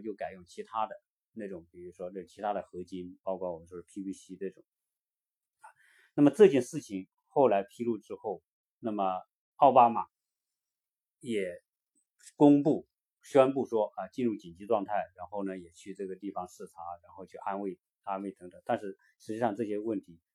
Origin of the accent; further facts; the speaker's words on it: China; now in United States; 我们作为中国人